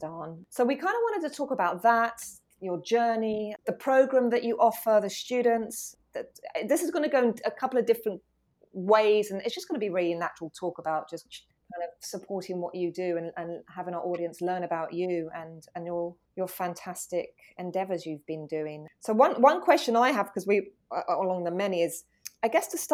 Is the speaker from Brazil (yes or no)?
no; England, United Kingdom; also born or lived in New York; I'm English.